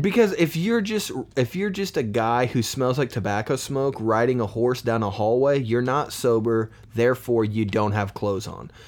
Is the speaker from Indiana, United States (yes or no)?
yes; Poland, Indiana, United States; I'm from Poland, Indiana